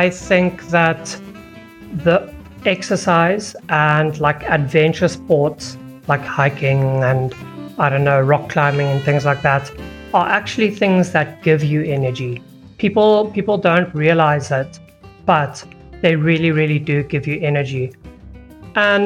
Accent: South Africa; As a South African

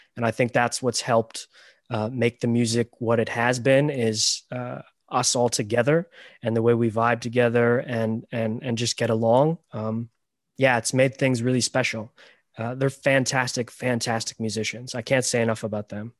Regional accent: Toronto, Ontario, Canada; also born or lived in Romania; I was adopted from Romania, and I came to Canada when I was six weeks old

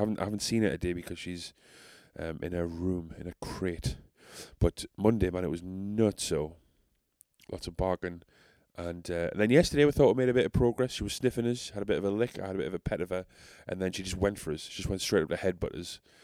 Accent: South Shields, North East England, United Kingdom; accent: South Shields; I'm so South Shales

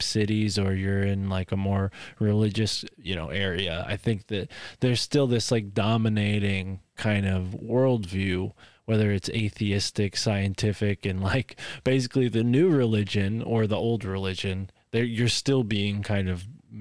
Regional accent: United States; It's part and parcel to growing up in the United States to have some kind of religious experience

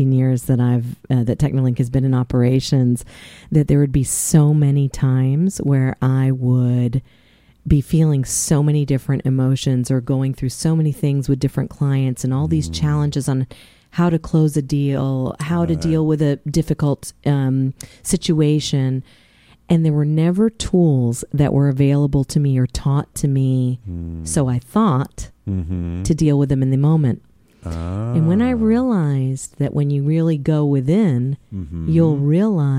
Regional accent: Mount Vernon, Virginia, United States; I grew up in the Washington, D.C. area in Mount Vernon

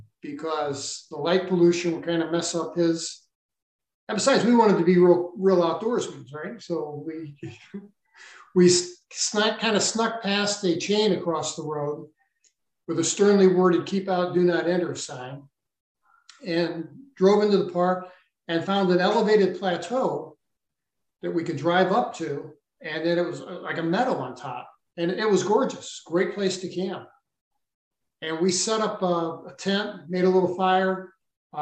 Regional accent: St. Louis, Missouri, United States; I grew up in St. Louis, Missouri

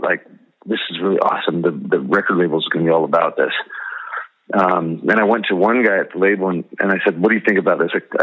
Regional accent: Nebraska, United States; I'm from Nebraska. Didn't know where Ohio was till we started touring. grew up in a Christian home. Started my band in high school

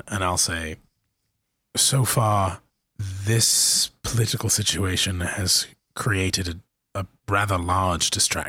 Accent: Cairo, Cairo Governorate, Egypt; also born or lived in Pittsburgh; I grew up in Cairo, right? Mm-hmm. I went to school in the States in a big city in Pittsburgh.

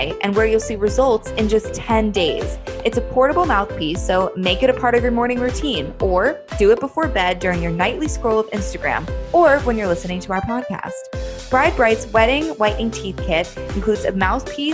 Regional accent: New Jersey, United States; now in New York, United States; I live in New York, but I'm from Jersey. We're Jersey girls

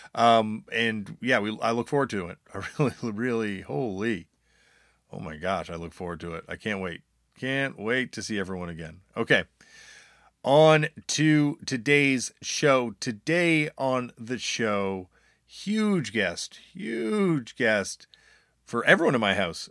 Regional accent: Toronto, Ontario, Canada; I'm growing up in Toronto

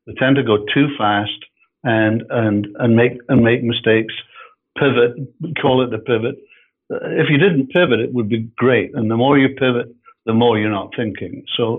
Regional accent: Edinburgh, Scotland, United Kingdom; moved away as an adult; now in Canada; As you can hear from my voice, I'm not North American. We're actually in Canada, and I'm from Edinburgh. I'm from Scotland.

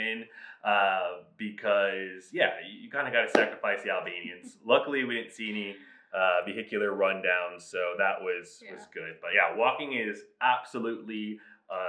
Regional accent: South Florida, United States; we're from South Florida

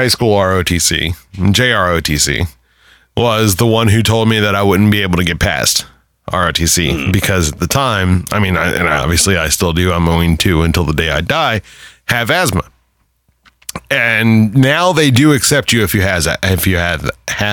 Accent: Northern Virginia, United States; Right here in my hometown

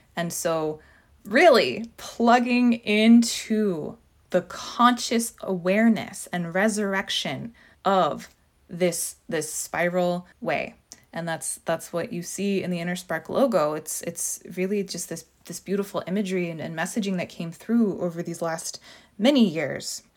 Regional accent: Southern California, United States; moved away; I'm from Southern California, and while I don't live there now

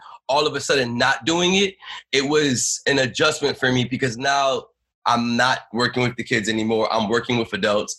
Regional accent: Orlando, Florida, United States; moved away as an adult; now in New York City, United States; I moved in 2011 from Florida. I come from Orlando

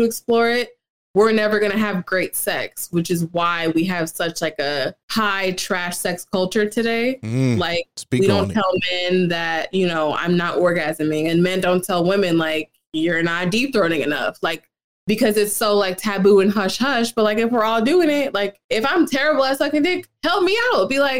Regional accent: St. Louis, Missouri, United States; I got to college because I'm from Missouri. It's all white people there.

